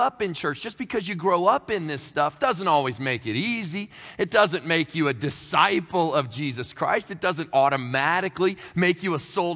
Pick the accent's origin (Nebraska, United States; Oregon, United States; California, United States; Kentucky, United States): Kentucky, United States; now in Queens, New York, United States; I'm originally from Kentucky